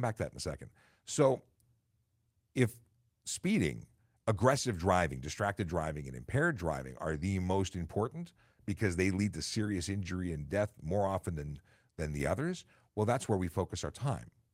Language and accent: English; Toronto, Ontario, Canada; also born or lived in York Region; I grew up in Toronto